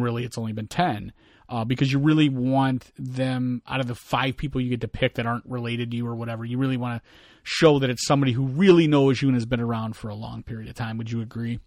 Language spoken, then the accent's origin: English; United States; me being an American